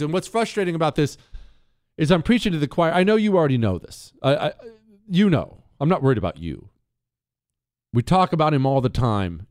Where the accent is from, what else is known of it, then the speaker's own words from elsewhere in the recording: Bozeman, Montana, United States; moved away; I grew up in Bozeman, Montana